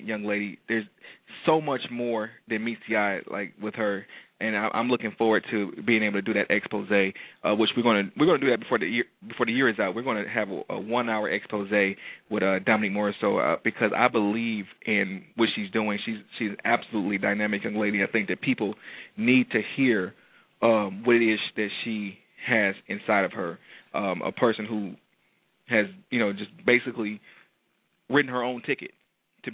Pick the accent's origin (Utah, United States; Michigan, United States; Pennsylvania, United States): Michigan, United States; Detroit; moved away; I'm coming to light my hometown on fire